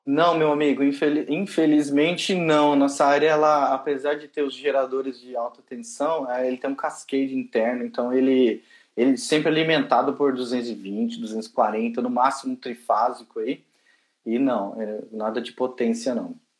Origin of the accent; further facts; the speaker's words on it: Brazil; moved away as an adult; now in United Kingdom; desculpa meu acento, eu sou lá do Brasil